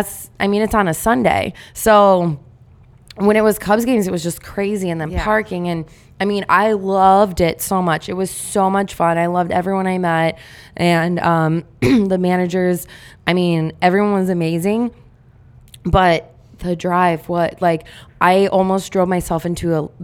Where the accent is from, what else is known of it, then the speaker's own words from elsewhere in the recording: Indiana, United States; now in Chicago, United States; I grew up in Indiana